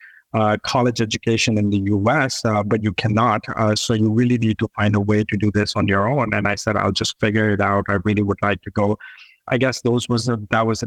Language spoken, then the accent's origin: English; Pakistan; moved away as an adult; now in United States; I was born and raised in Pakistan. I decided to come to the US to do my bachelor's.